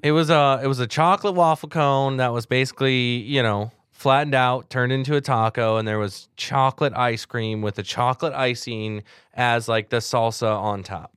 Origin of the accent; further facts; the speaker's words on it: Southern California, United States; I grew up in Southern California.